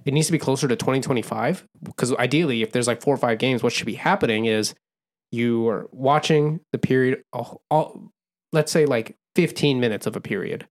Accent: Bay Area, California, United States; We grew up in the Bay Area

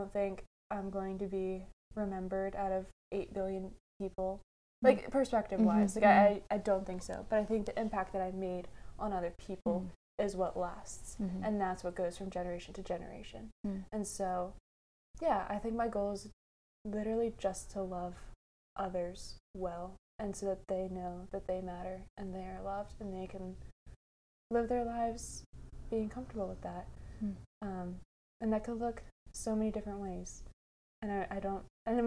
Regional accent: United States; as an American

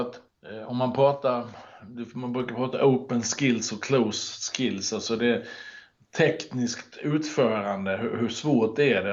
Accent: Halmstad, Halland County, Sweden; moved away as an adult; also born or lived in Norrköping; now in Lidingö, Sweden; Född och uppvuxen i Halmstad och bodde där i väldigt många år innan det blev Norrköping. Och nu bor jag på, i Stockholm ute på Lidingö

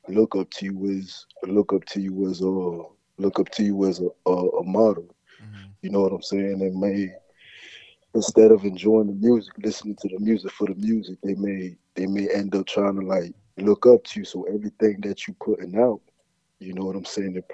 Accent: Bryan County, Florida, United States; I'm from Bryan County, Florida

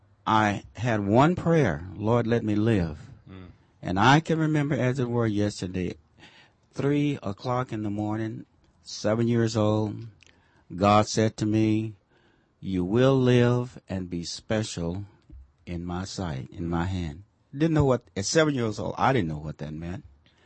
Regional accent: Texas, United States; moved away; I came from Texas. My home roots are in Texas. I came from Texas. I grew up a sharecrop farm family.

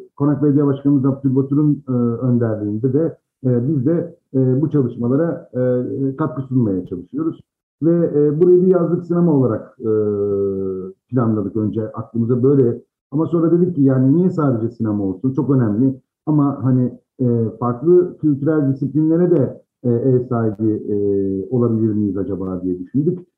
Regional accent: Izmir, Turkey; ben o bölgede doğdum büyüdüm iki çeşmelikte

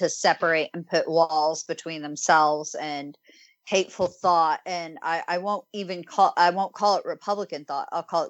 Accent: Texas and the Deep South, United States; growing up in Texas and the Deep South

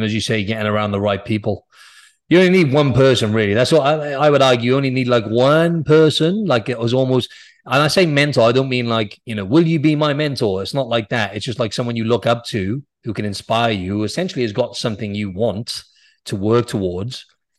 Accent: Wales, United Kingdom; Yeah, I'm Welsh, actually, but...

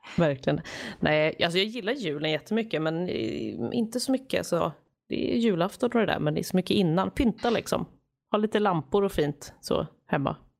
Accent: Stockholm, Stockholm County, Sweden; now in Gothenburg, Sweden; Jag är ju från Stockholm, men jag bor ju i Göteborg, så jag åker alltid hem över jul också

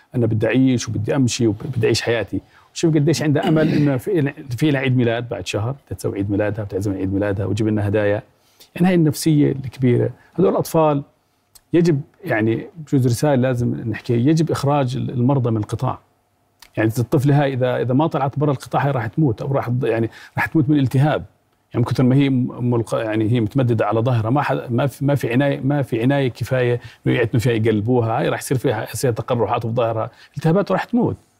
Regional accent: Jordan; احنا كاطباء اردنيين

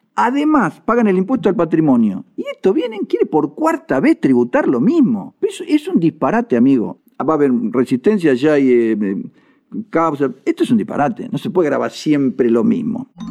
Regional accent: Argentina; como argentinos

